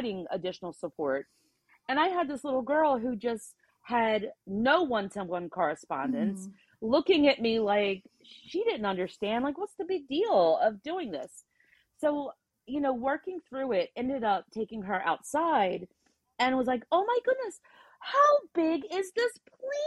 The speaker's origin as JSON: {"language": "English", "region": "New Jersey", "country": "United States", "said": "we're from Jersey"}